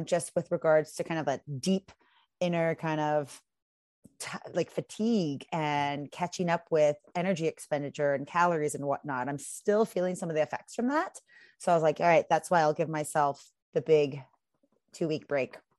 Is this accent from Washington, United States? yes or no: yes; Seattle, Washington, United States; moved away as an adult; also born or lived in Vancouver area, Canada; now in Vancouver, Canada; I'm originally from Seattle, and I moved up to Canada about four years ago